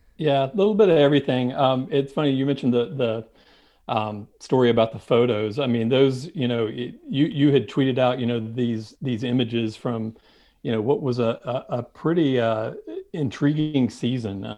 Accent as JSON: {"language": "English", "town": "Winston-Salem", "region": "North Carolina", "country": "United States", "tie": "born or raised there", "lives_now": "Charlotte, United States", "said": "I grew up just outside of Winston-Salem, and so that was my home track"}